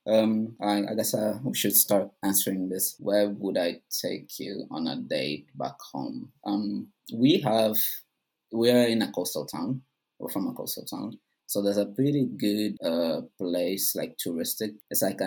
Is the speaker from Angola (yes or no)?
yes; Angola; moved away; also born or lived in Bristol; I'm from Angola. Went to Bristol Uni.